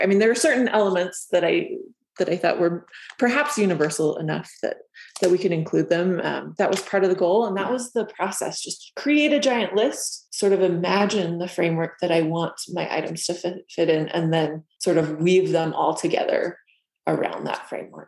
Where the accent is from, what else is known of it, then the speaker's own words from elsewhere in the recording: Southern Utah, United States; I'm from Southern Utah